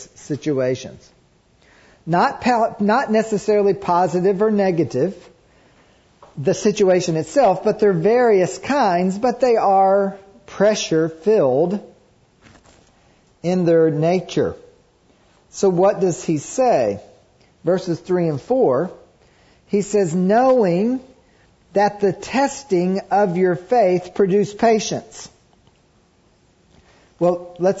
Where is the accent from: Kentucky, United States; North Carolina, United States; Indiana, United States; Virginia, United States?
Kentucky, United States; I grew up in Kentucky